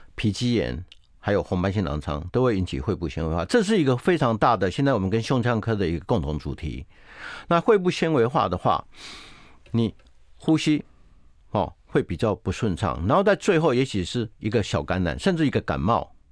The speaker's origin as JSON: {"language": "Chinese", "country": "Taiwan", "said": "我们台湾话"}